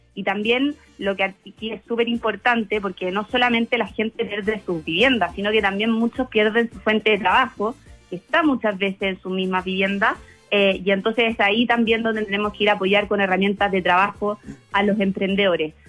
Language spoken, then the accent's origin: Spanish; Chile; acá en Chile sacamos lo mejor de, nosotros como chilenos